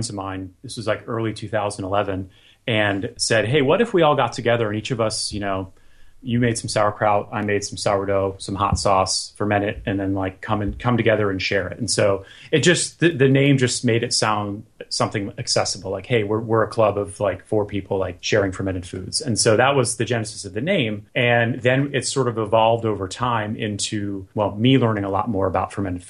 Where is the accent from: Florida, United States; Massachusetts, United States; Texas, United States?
Florida, United States; now in Southern California, United States; I grew up in Florida, so every year I go back for the holidays